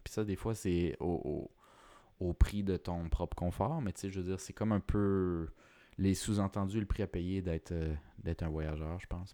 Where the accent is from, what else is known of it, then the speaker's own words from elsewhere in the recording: Quebec, Canada; je suis québécois, puis latino